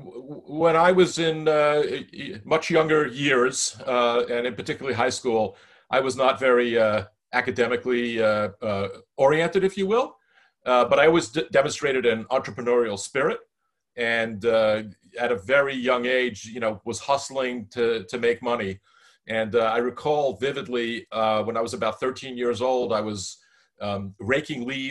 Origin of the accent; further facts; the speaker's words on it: United States; as an American citizen.